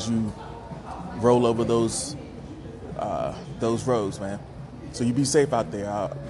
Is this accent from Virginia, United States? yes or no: no; North Carolina, United States; I'm from North Carolina